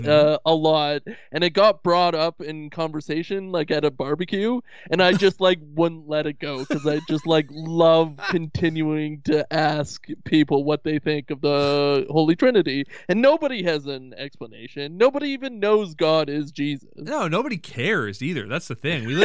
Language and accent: English; Haiti; Uh, well, I was born in Haiti, born and raised